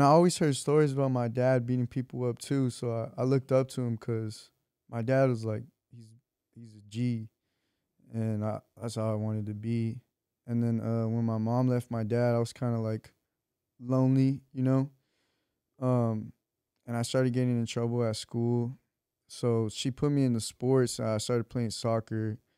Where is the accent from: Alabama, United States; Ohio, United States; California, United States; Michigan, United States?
California, United States; Torrance; also born or lived in Wilmington, Los Angeles / Long Beach; I was born in Torrance.